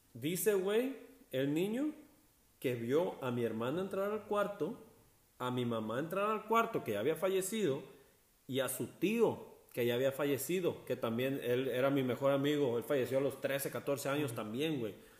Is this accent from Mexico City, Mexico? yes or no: no; Barra de Navidad, Jalisco, Mexico; now in Jasper, Canada; si yo vuelvo a, volver a Barra